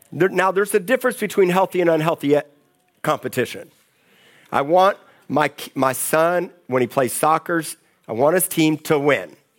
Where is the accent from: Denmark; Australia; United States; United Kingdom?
United States; Miami, Florida; moved away; I grew up in Miami